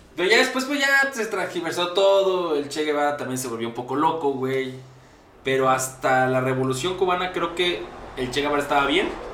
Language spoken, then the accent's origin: Spanish; Mexico